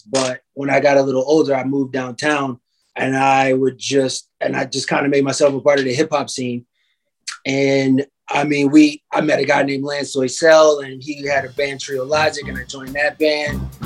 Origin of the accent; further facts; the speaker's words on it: New York, United States; now in Chicago, United States; I was born in New York, in Harlem, matter of fact. And um, every summer they used to have a thing called Harlem Week.